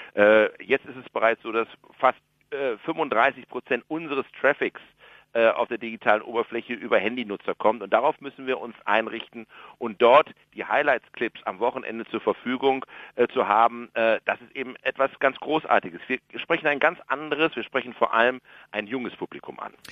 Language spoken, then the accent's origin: German; Germany; Ich bin Jahrgang 64. Äh, ich bin sozusagen der meiste Deutsche